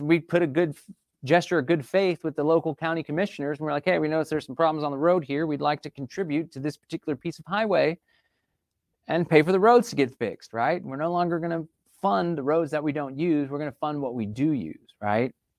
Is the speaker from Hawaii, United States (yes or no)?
no; Austin, Texas, United States; I was born and raised in Austin, Texas